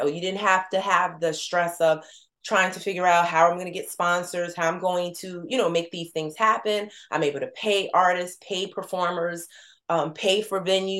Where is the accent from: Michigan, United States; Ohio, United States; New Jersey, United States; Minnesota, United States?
New Jersey, United States; You know, we're from Jersey.